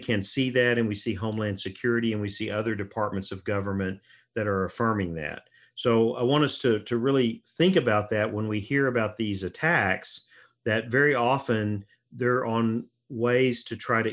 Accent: United States; our identity as Americans

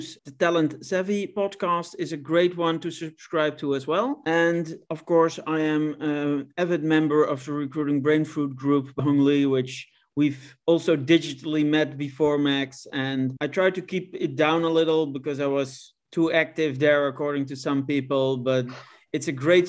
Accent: Netherlands; my home country of the Netherlands

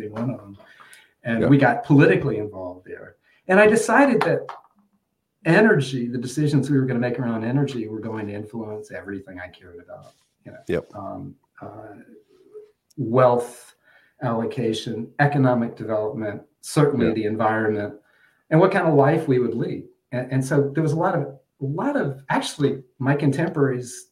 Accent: Atlanta, Georgia, United States; now in Bethesda, United States; I grew up in Atlanta, Georgia

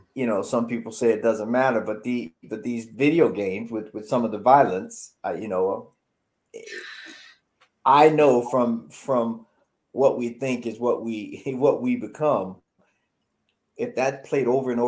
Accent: the South, United States; I grew up in the South

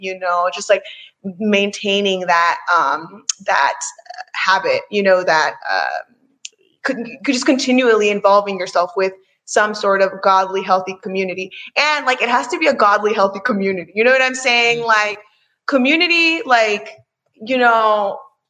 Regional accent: Maryland, United States; moved away; I'm from Maryland

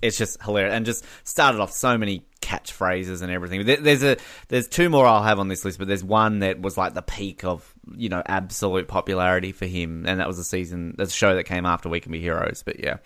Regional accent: Australia

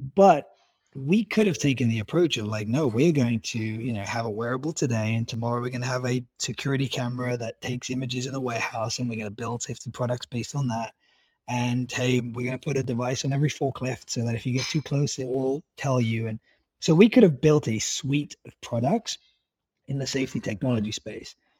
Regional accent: United Kingdom; being British

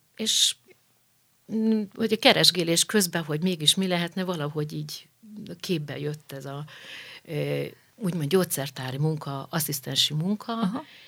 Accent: Budapest, Hungary; Budafokra néhány év múlva kerültünk uh-huh. ki, mikor én már kisiskolás uh-huh. lettem

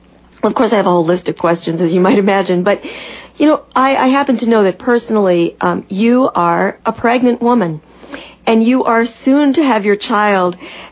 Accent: Missouri, United States; born or raised there

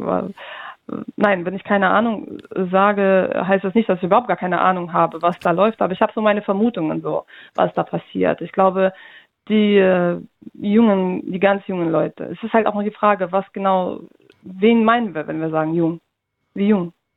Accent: Russia; now in Germany; ich komme aus Russland

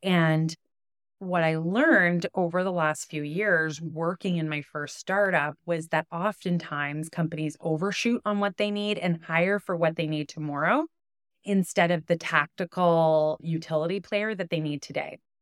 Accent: Ottawa, Ontario, Canada; also born or lived in Toronto; as a kid growing up in Ottawa

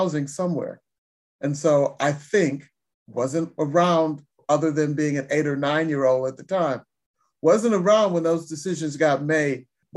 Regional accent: Detroit, Michigan, United States; I grew up in Detroit, and my godparents lived near one of the new freeway construction routes

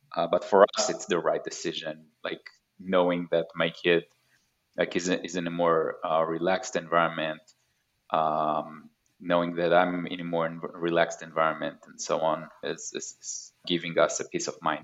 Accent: Haifa, Haifa District, Israel; moved away as an adult; also born or lived in Tel Aviv area, Israel; now in Pacific Northwest, United States; So I grew up in Israel. I was born in 1986, which is a long time ago. Grew up in Haifa, which is like a northern city in Israel

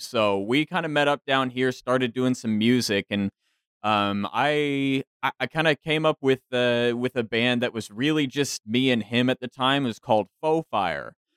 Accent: DFW area, North Texas, United States; moved away as an adult; also born or lived in San Marcos, Texas; I am actually originally from North Texas, up in the DFW area. Uh, came down here to Central Texas for school down in San Marcos, and still down that that way

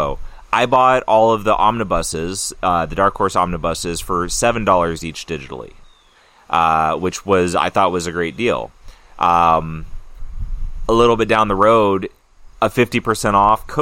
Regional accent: Mojave Desert, California, United States; also born or lived in Santa Clarita, California; now in Maine, United States; I grew up in the desert in California. I grew up in in the Mojave

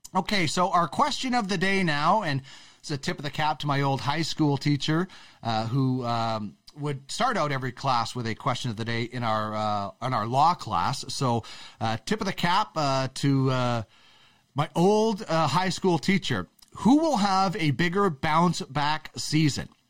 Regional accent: Manitoba, Canada; I'm a prairie guy. I, I'm, I'm from Manitoba.

